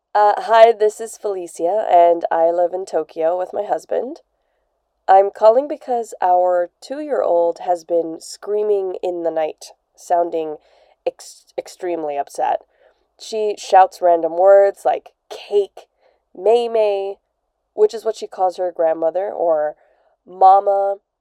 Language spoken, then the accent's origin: English; Beirut, Beirut Governorate, Lebanon; I'm from Beirut, Lebanon.